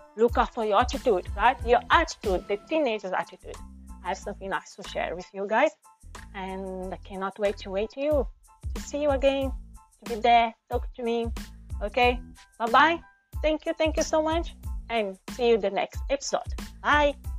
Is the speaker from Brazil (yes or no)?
yes; Brazil; accent: Brazilian; first language Portuguese; English is a second language; my first language is portuguese i'm from brazil